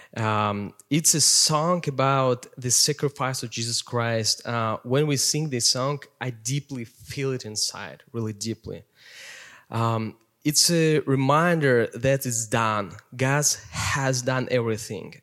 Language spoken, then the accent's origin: English; Siberia, Russia; English is a second language; now in Minnesota, United States; I grew up in Russia, Siberia, coldest place in the world.